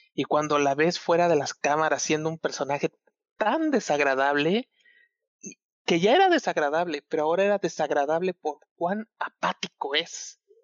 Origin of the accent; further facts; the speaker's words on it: Chiapas, Mexico; yo soy de Chiapas